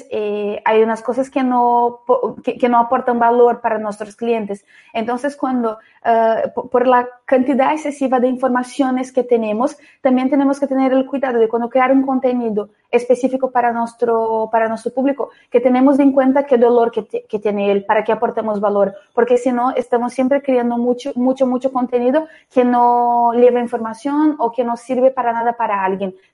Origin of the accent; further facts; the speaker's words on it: Brazil; Spanish is a second language; ya adelanto que soy brasileña, entonces algún poco mi acento es un poco distinto.